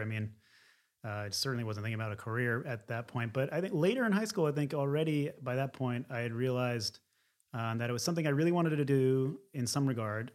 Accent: outside of Philadelphia, Pennsylvania, United States; moved away as an adult; also born or lived in Secaucus, New Jersey; now in San Francisco, United States; I was born in Secaucus, New Jersey, and then mostly lived outside of Philadelphia

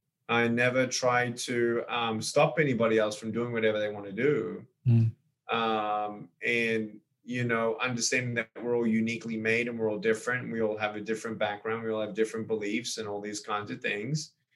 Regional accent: Australia; also born or lived in California; now in Texas, United States; born and raised in Australia. now living in America, moved from California to Texas last 12 months

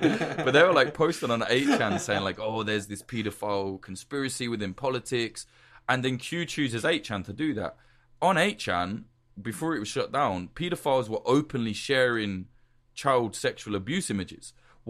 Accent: United Kingdom; because I'm a Brit, right? So I can't even vote in America.

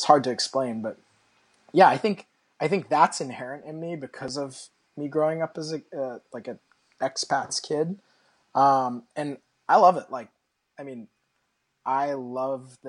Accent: Australia; moved away; When I grew up in Australia, it was home.

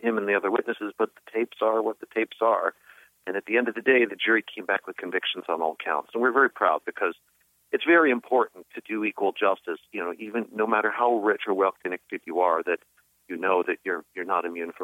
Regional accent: New York, United States; as I did as a New Yorker

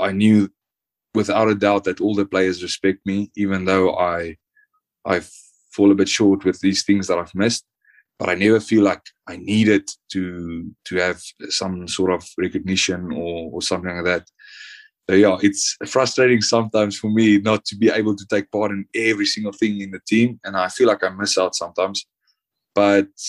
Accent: South Africa; moved away as an adult; also born or lived in Namibia; now in France; when I grew up in South Africa

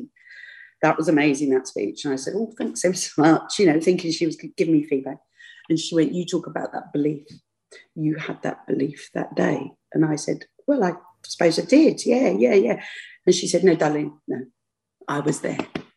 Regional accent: London, United Kingdom; I'm a Londoner.

